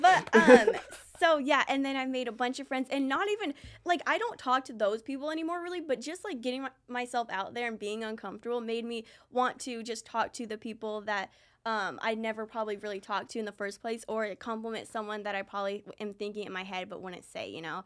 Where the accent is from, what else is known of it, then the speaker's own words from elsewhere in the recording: Lee's Summit, Missouri, United States; also born or lived in Raymore; we grew up in Lee Summit and Raymore